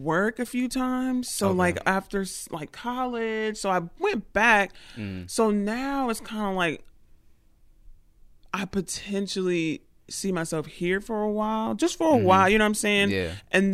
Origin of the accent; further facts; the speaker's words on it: Atlanta, Georgia, United States; now in New York, United States; Born and raised in Atlanta